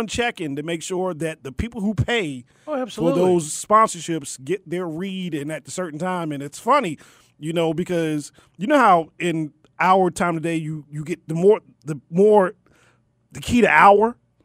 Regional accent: Baltimore, Maryland, United States; I'm from Baltimore

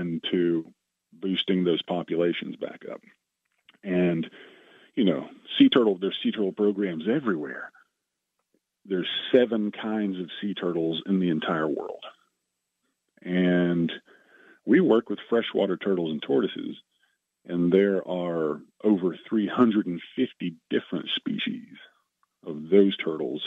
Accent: Chattanooga, Tennessee, United States; I grew up in the Chattanooga area

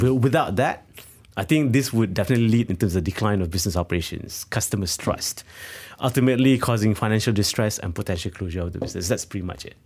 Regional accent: Malaysia; we are living in Malaysia

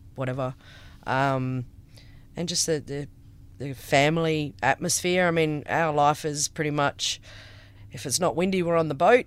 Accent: Karratha, Western Australia, Australia; also born or lived in Kalgoorlie; we moved here when I was six, a good forty years ago.

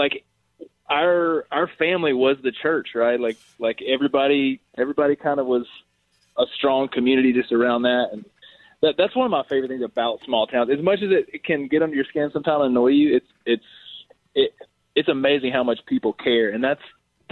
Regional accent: Corinth, Mississippi, United States; moved away; also born or lived in Arkansas; I did a lot of my growing up in Corinth, Mississippi

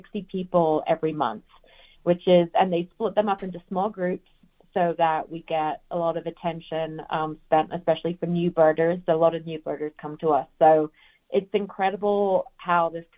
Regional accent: England, United Kingdom; also born or lived in Georgia, United States / Macon, Georgia; now in Denver, United States; I'm from England originally. I was born there, and we moved actually to Georgia in the United States in 1996. And I lived most of my American life in Georgia

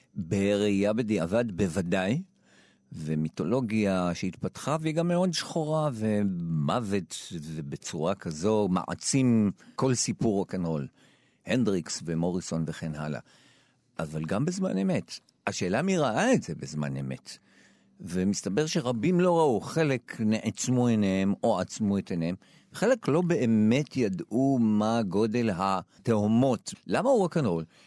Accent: Jerusalem, Jerusalem District, Israel; אני מילולית עברתי מ... מחנה יהודה, המקום שבו נולדתי, לשכונת תלפיות, ועברתי לבית הכרם

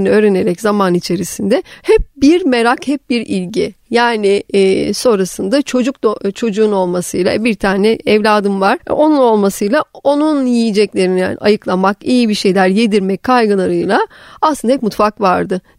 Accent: Black Sea Region, Turkey; Ama bütün çocuk yani ilkokul çağları şeyde geçmeye başladı. Karadeniz'de. Orada büyüdüm. Lisenin sona kadar Karadeniz'e geçti.

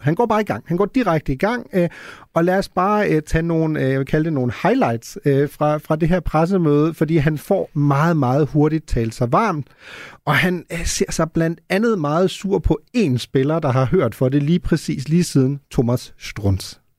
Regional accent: Germany; now in Denmark; en, der er født og opvokset i Tyskland

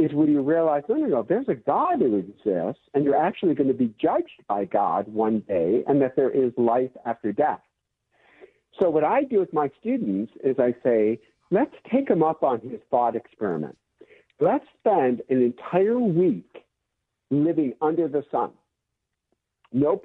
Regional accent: Michigan, United States; now in California, United States; I'm from Michigan

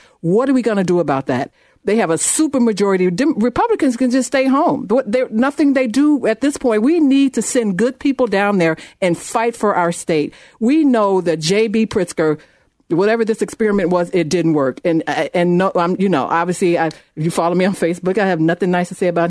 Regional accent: United States; We're going to go to Jim in my hometown, Lyle.

